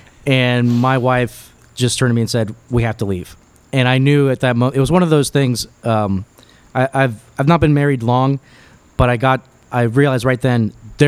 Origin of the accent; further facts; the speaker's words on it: Miami, Florida, United States; I grew up in Miami. I was born here. I went through Andrew as a 10-year-old.